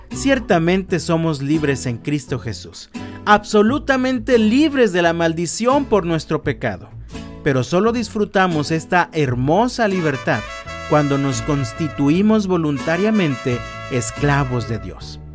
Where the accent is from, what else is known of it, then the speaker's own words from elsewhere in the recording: Mexico; disfrutamos como mexicanos